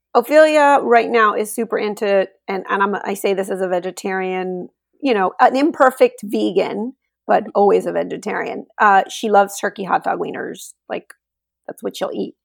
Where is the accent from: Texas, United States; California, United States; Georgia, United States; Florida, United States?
Texas, United States; Laredo; now in Austin, United States; I was home in Laredo, Texas, where I'm from. That's my hometown.